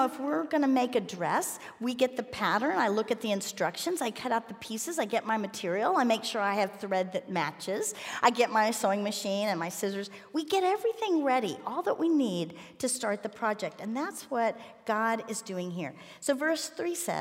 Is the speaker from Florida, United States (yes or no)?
yes; Miami, Florida, United States; I grew up in Miami